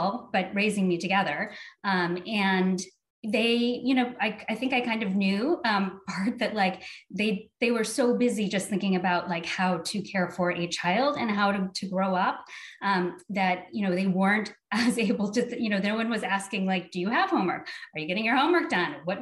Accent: Salem, Oregon, United States; I grew up in Salem.

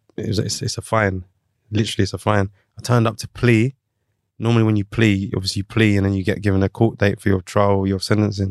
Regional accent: London, United Kingdom; I'm from London

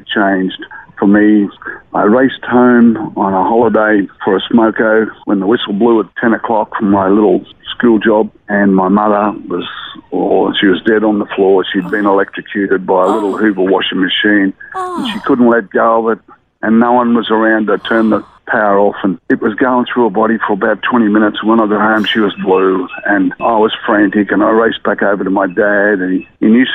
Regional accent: Brisbane, Queensland, Australia; also born or lived in Murwillumbah, New South Wales / Mount Isa; I sort of lived around northern suburbs of Brisbane from then on

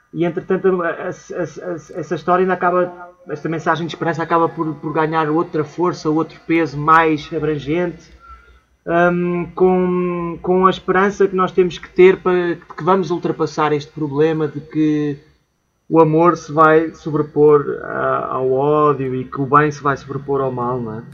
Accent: Portugal; somos portugueses, orgulhosamente portugueses

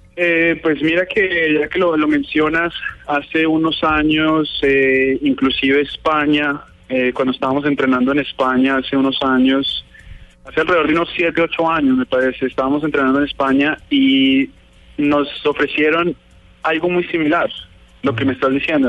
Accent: Colombia; nosotros somos colombianos 100%, eh, mi familia, mi papá, pues em, todos muy, muy colombianos

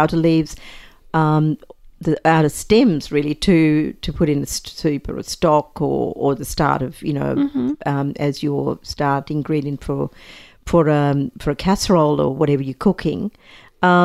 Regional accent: Sri Lanka; moved away; I was, you know, growing up in Sri Lanka

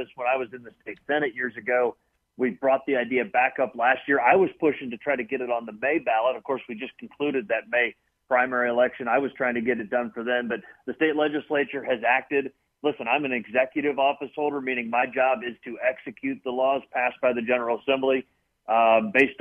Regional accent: Copley Township, Ohio, United States; Born and raised in Copley Township

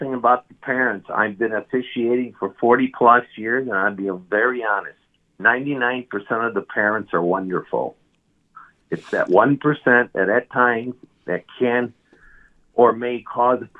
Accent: Detroit, Michigan, United States; also born or lived in Illinois; now in Wisconsin, United States; I'm a transplant from Detroit, Michigan, but I've been Wisconsin for 20 years, 10 years of Illinois before that.

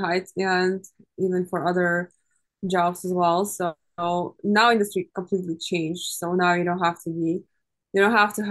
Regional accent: Ukraine; now in United States; I'm originally from Ukraine.

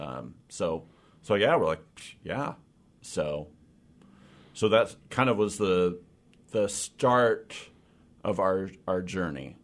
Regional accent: Olympic Peninsula, Washington, United States; moved away as an adult; also born or lived in Port Townsend / Forks / Sequim; now in Seattle, United States; I grew up on the Olymp-, Olympic Peninsula

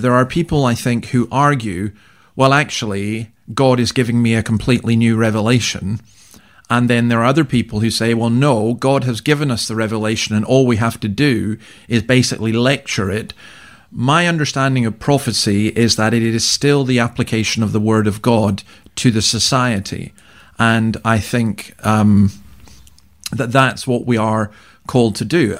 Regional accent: Scotland, United Kingdom; now in Australia; I'm a Scotsman

